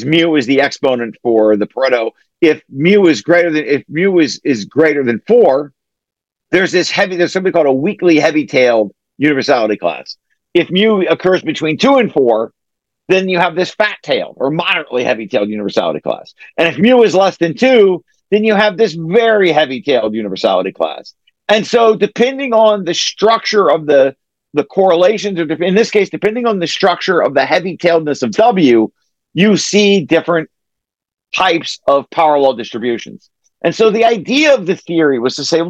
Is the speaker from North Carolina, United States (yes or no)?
no; Ohio, United States; I have a French name, but I'm not French. I'm from Ohio